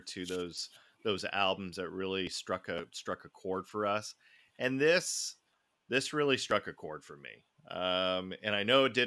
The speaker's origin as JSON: {"language": "English", "country": "United States", "said": "I'm so American."}